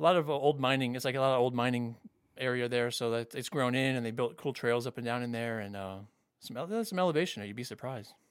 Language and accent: English; Fort Lauderdale, Florida, United States; moved away as an adult; also born or lived in Miami, Florida / Jacksonville, Florida; now in Orange County, California, United States; I grew up in Fort Lauderdale